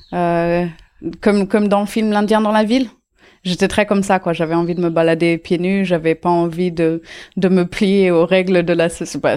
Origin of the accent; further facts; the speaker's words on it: Auroville, Tamil Nadu, India; Je suis née euh, à Ami, une communauté à Auroville, euh, euh, chez, chez, moi, en fait, dans, dans ma maison, euh, mm, dans ma maison d'enfance.